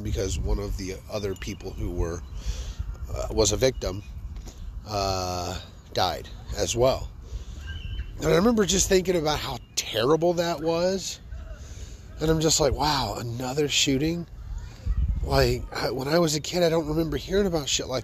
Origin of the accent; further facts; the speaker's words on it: Fort Worth, Texas, United States; I love my hometown